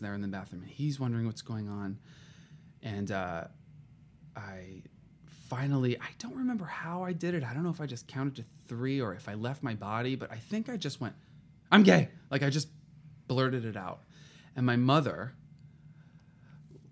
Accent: Southern California, United States; also born or lived in Paris, France; I'm from Southern California, went to UCLA

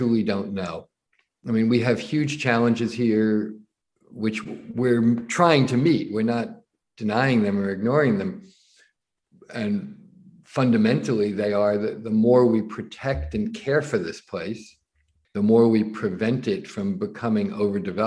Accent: Nutley, New Jersey, United States; also born or lived in the Hamptons; now in New York City, United States; I grew up in suburban New Jersey, in Nutley, New Jersey, well known as the hometown of Martha Stewart

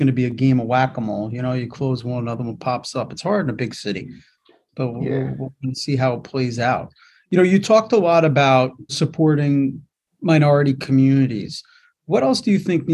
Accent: New York, United States; as a New Yorker

